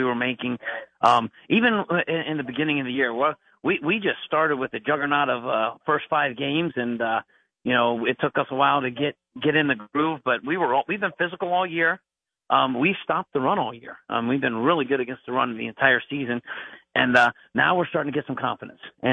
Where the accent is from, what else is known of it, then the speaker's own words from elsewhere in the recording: Summit County, Ohio, United States; being a Summit County kid, growing up in Summit and County